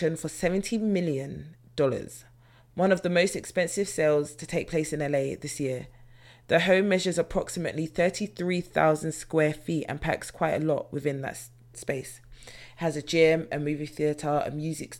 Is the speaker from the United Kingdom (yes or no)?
yes; London, United Kingdom; me being a British native of London, British national